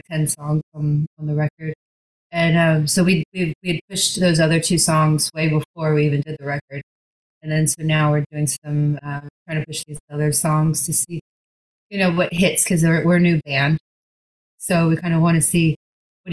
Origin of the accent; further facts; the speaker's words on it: United States; also born or lived in Dallas, Texas; now in California, United States; I'm from here.